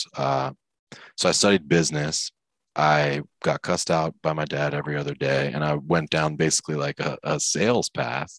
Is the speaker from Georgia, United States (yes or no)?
no; Maryland, United States; I grew up in Maryland